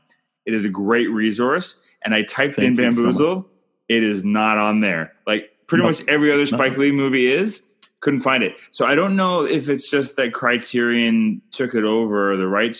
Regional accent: Canada; I'm Canadian filmmaker

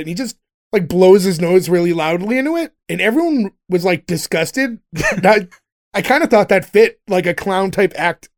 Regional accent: United States

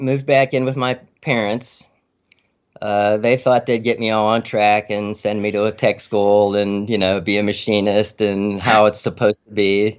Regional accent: Freeport, Pennsylvania, United States; moved away as an adult; also born or lived in Arizona / Maryland; Freeport, Pennsylvania

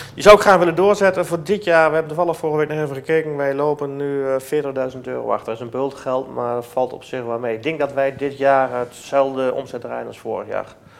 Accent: Netherlands; wij zijn zelf ook Nederlanders

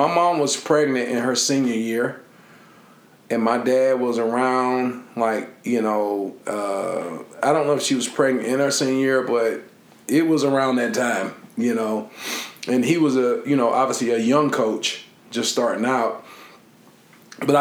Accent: Lyons, Georgia, United States; moved away; I'm from Lyons, Georgia

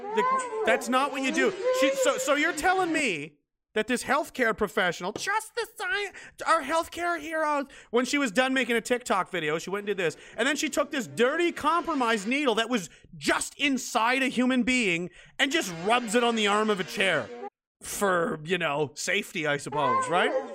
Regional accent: Canada; I was an American in a Canadian body

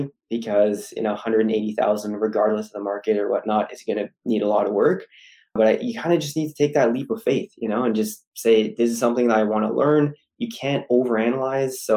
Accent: Ottawa, Ontario, Canada; University of Ottawa in my hometown

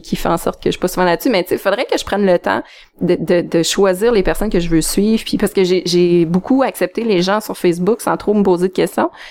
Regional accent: Abitibi, Quebec, Canada; moved away as an adult; also born or lived in Montreal; je viens de l'Abitibi

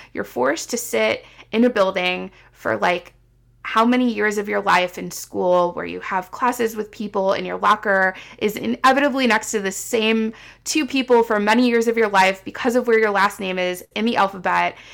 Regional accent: Midwest, United States; moved away as an adult; also born or lived in Seattle; I was coming home because it's where I lived for twenty-seven years

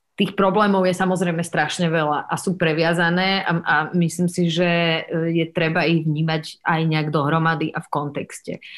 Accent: Bratislava, Bratislava Region, Slovakia; aj keď som zo Slovenska, ale tým, že som vyrastala a žila na západe a v Bratislave

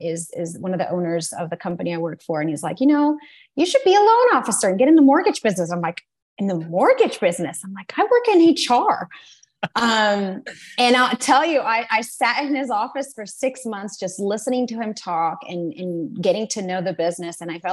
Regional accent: United States; born there; English is a second language; Just to practice English, and you know, I was born in the US. I'm an American citizen, so it's like they felt like I had to come back to the home country, you know, to get like a feel of where I was from.

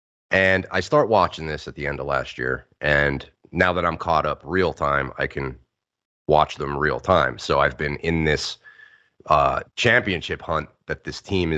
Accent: United States; as an American sports viewer and fan all my life

